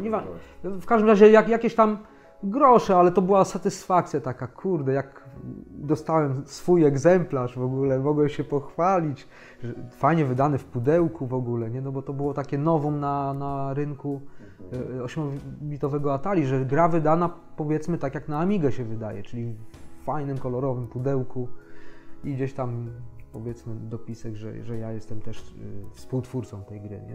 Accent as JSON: {"language": "Polish", "town": "Gdańsk", "region": "Pomeranian Voivodeship", "country": "Poland", "said": "u nas w Gdańsku"}